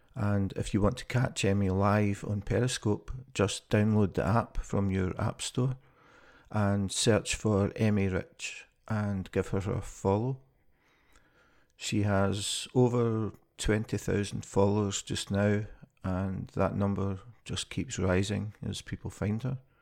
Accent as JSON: {"language": "English", "region": "Scotland", "country": "United Kingdom", "moved": "as an adult", "lives_now": "Copenhagen, Denmark", "said": "I'm originally from Scotland, and I moved to Copenhagen in two thousand and twelve."}